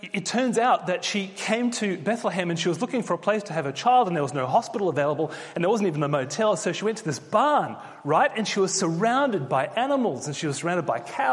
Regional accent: Australia; moved away as an adult; now in Oxford, United Kingdom; when you're living as an Australian in the UK, and we've been here 2.5 years now

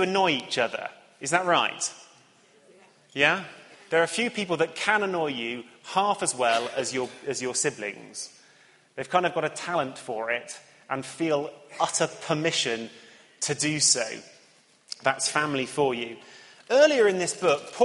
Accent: Cheltenham, South West England, United Kingdom; moved away; the town that I grew up in Cheltenham

